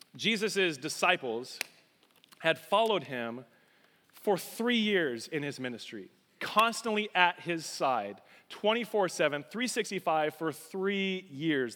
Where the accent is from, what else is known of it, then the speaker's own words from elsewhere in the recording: Colorado, United States; moved away; I'm a Colorado boy